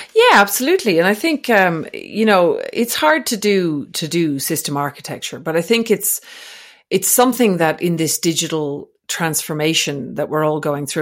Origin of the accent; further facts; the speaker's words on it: Ireland; also born or lived in Australia; now in French Alps, France; I'm not actually from Scotland, but I'm from Ireland, which is close